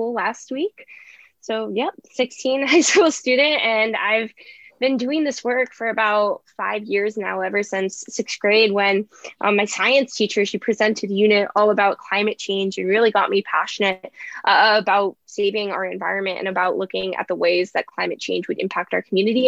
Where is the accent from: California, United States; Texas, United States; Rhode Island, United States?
California, United States; San Francisco Bay Area, Northern; Growing up in Northern California, wildfires have always been a pretty monumental part of living here.